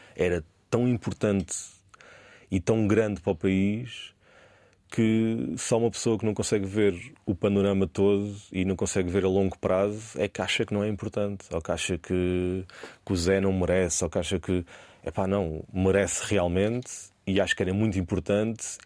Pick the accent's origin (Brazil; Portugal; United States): Portugal; E eu sou português